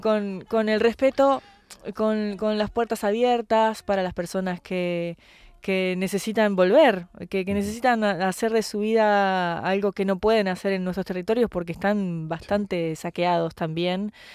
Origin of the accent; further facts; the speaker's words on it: Argentina; Como artista extranjera, como artista latinoamericana, eh, como artista argentina